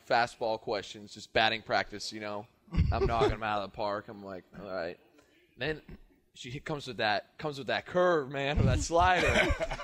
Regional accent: Canada; I'm from Canada.

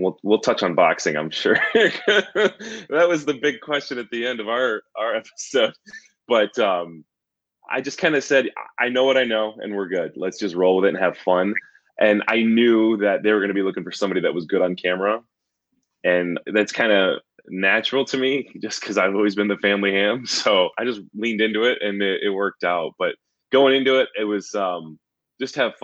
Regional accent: outside of Detroit, Michigan, United States; growing up outside of Detroit, Tigers, Lions, U of M, Wings, Pistons, all that.

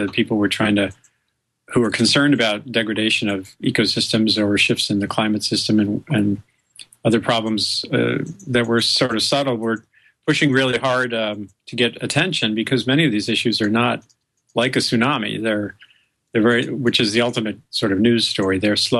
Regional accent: Rhode Island, United States; I grew up loving science. I grew up in Rhode Island, and I think my first real experiences of sort of wonder and excitement were in the natural world

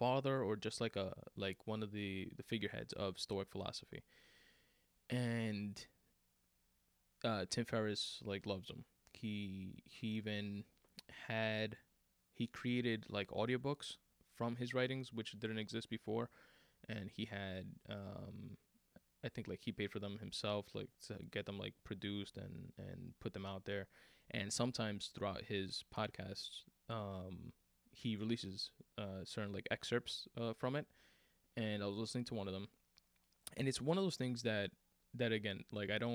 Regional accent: New York City, New York, United States; I'm from Queens.

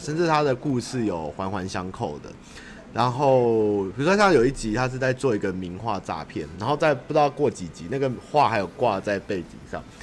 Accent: Taipei, Taiwan; 我小时候在台北，比如说那时候中华商场都还在的时候

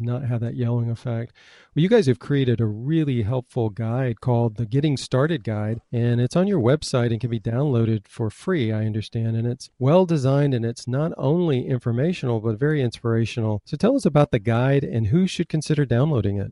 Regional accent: Michigan, United States; moved away; I was born in Michigan

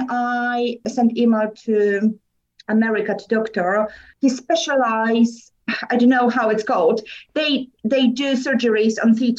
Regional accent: Poland; accent: Polish; English is a second language; moved away as an adult; also born or lived in England; now in United Kingdom; I was born in Poland. Mm-hmm. I came to England in 2008, 15 years ago, and I've been living since.

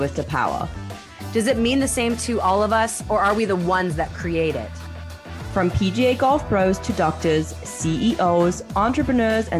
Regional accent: England, United Kingdom; accent: English; my funny English accent.

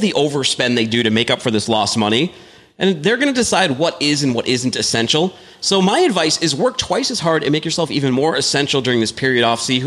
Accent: Northeast, United States; I'm from the Northeast. I haven't seen a lot of tornadoes in my life

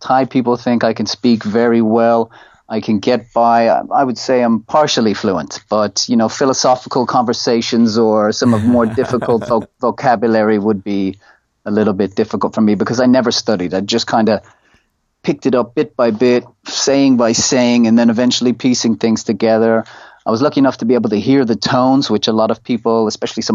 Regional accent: Ireland; moved away as an adult; now in Thailand; We studied Irish in all throughout school

